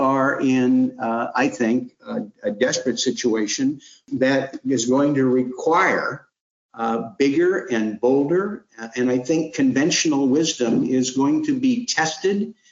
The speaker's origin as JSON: {"language": "English", "town": "Portland", "region": "Oregon", "country": "United States", "said": "I'm from Portland, Oregon, where food plays such a critical role"}